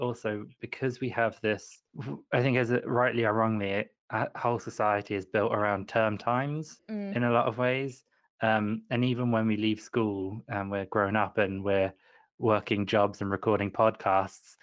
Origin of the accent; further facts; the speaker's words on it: United Kingdom; I'm very British